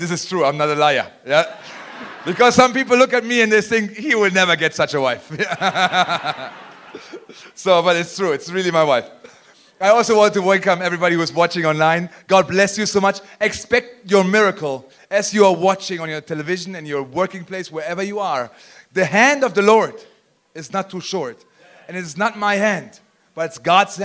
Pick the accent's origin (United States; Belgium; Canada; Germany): Germany; I'm from Germany